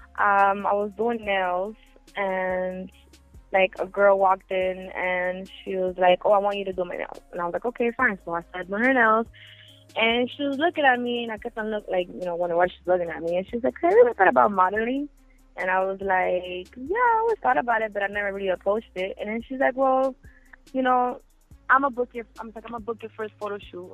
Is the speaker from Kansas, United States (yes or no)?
no; Miami, Florida, United States; I was born and raised in Miami, Florida